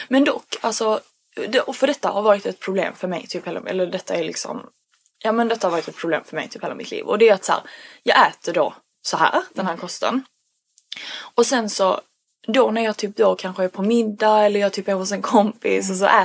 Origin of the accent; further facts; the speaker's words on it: Sweden; jag är bara så svensk